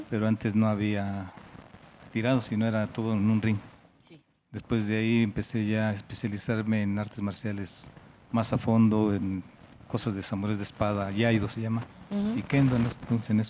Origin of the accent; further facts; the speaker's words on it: Mexico; me fui de México a estudiar